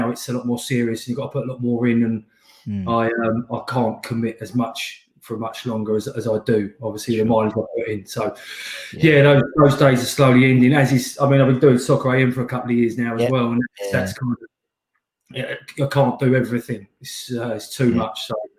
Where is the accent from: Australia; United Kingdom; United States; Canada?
United Kingdom; Slough, South East England; I'm not an Essex boy, though. I'm the other side of the M25. I'm from Slough. I live in Windsor